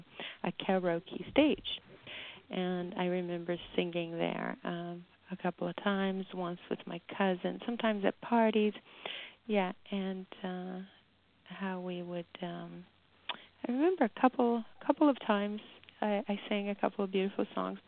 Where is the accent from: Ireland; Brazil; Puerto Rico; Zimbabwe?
Brazil; now in United States; I grew up in Brazil, and music plays all day long.